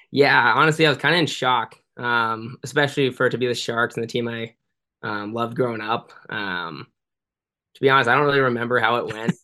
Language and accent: English; San Jose, California, United States; moved away; I grew up playing in San Jose my whole life